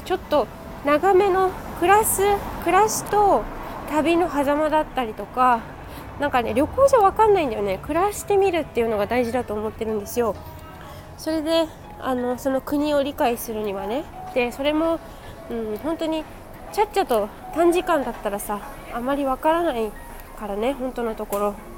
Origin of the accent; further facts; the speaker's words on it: Japan; 日本人なんですよ